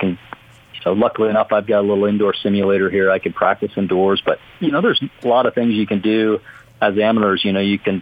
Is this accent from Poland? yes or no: no; Canada; moved away; growing up in Canada